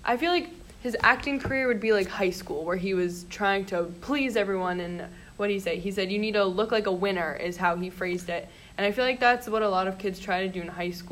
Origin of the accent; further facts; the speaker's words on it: New England, United States; I'm from New England